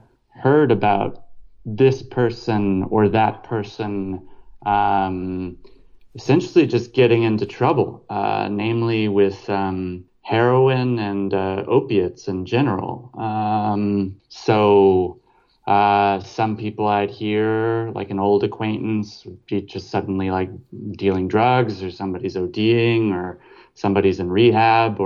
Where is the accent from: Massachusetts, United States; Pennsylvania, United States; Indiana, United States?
Indiana, United States; across the river from Louisville, Kentucky; also born or lived in Paris, France; now in Berlin, Germany; I'm originally from Indiana, right across the river from Louisville, Kentucky